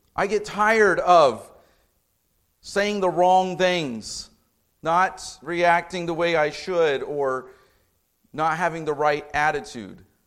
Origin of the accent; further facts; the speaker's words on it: Indianapolis, Indiana, United States; now in Lafayette, United States; I grew up in Indianapolis, not Chicago